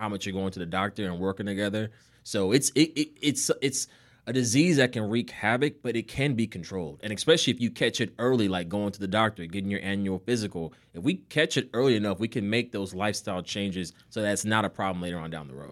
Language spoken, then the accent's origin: English; Nigeria; being Nigerian, I see a lot of Nigerian patients